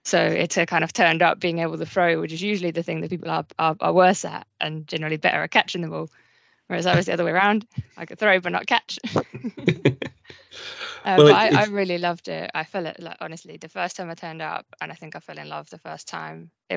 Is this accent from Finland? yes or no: yes; Lohja, Uusimaa, Finland; moved away as an adult; also born or lived in Norwich, United Kingdom / Surrey, United Kingdom; now in United Kingdom; So I was born in Finland, lived in Lohja most of my life, and I came to the UK originally